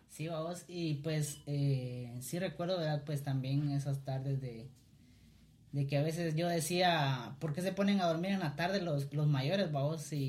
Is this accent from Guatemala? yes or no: yes; Cuilapa, Santa Rosa, Guatemala; Eh, yo nací acá en Cuilapa, ¿verdad? Soy originario de acá de, de la tierra